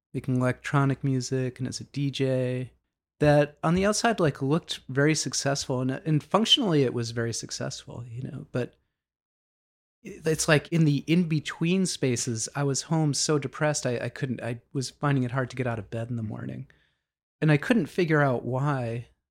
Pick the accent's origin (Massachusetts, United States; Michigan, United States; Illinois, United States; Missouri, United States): Massachusetts, United States; Boston; also born or lived in Dorchester; always in the Boston area. Like, I was born in Dorchester, and then my family moved quite a bit when I was young